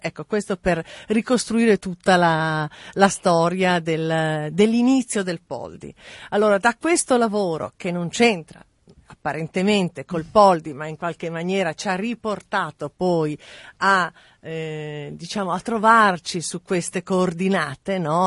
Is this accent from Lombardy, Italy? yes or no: yes; Mantua, Lombardy, Italy; also born or lived in Milan; sono nata a Mantova, ho cominciato con delle piccole mostre, diciamo, nei dintorni